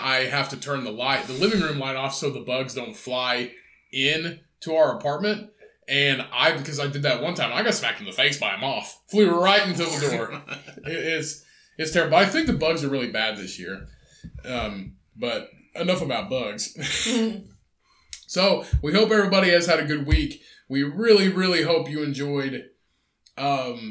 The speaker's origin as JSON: {"language": "English", "region": "Indiana", "country": "United States", "said": "We're from Indiana"}